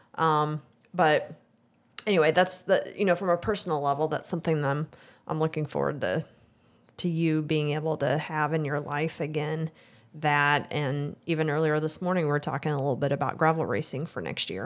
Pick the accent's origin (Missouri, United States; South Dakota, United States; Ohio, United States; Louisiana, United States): Missouri, United States; Excelsior Springs; I, I grew up in Excelsior.